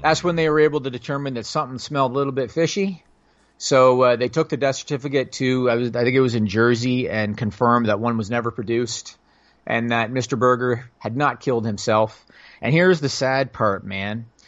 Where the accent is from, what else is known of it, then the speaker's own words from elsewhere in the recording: Canada; I'm Canadian